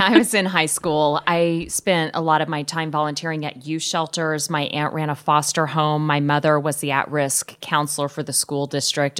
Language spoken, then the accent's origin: English; Wellington, Kansas, United States; now in Omaha, United States; my hometown of Wellington, Kansas, a town of about eight or nine thousand